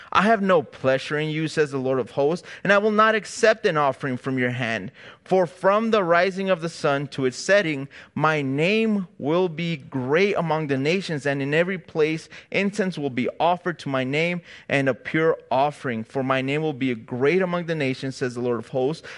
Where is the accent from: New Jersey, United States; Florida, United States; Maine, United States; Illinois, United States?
Illinois, United States; Chicago; now in California, United States; me and my wife, we're from Chicago, so we don't have family out here